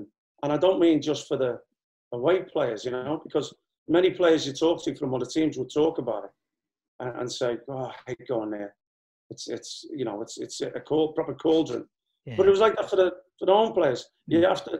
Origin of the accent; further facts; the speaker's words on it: Liverpool, North West England, United Kingdom; I mean, Alvin, with me being a Scouser, obviously helped.